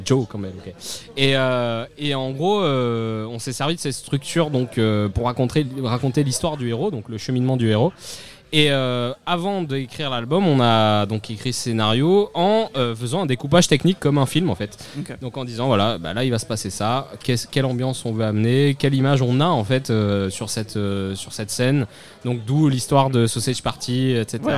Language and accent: French; Cannes, Provence-Alpes-Côte d'Azur, France; je viens de Cannes